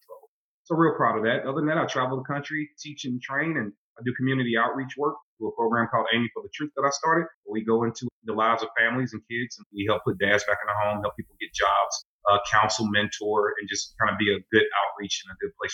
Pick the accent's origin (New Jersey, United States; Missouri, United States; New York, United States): Missouri, United States; St. Louis; I am born and raised in St. Louis, Missouri.